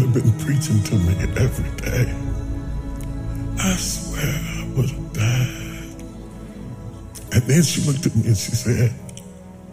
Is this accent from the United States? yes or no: yes; West Virginia, United States; I'm a country boy. I'm from West Virginia